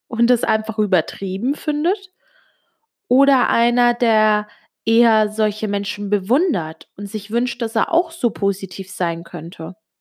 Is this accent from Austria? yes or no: no; Switzerland; first language Italian; German is a second language; Du musst wissen, ich bin Italienerin. Bin in der Schweiz geboren und aufgewachsen. Ähm, Muttersprache war aber immer Italienisch